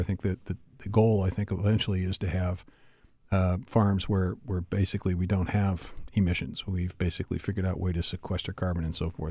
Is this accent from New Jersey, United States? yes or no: no; Pittsburgh, Pennsylvania, United States; moved away; I grew up, uh, you know, in, in Pittsburgh, our, our hometown, your hometown and my hometown